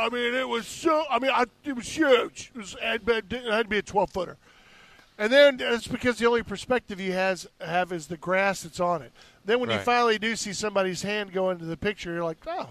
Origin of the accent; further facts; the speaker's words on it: Texas, United States; now in Hillsborough County, Florida, United States; where I grew up in Texas, there was Tomball Waller Road.